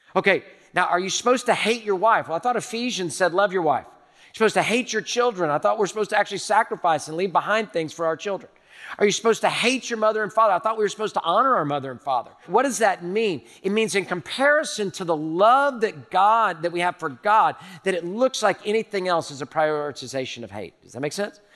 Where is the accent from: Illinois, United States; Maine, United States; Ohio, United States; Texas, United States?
Texas, United States; Houston; I'm a native Houstonian. I was born in Herman Hospital in the medical center